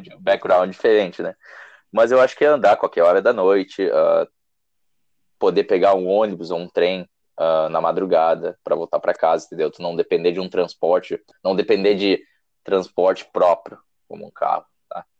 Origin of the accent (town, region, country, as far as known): Brazil; also born or lived in South Korea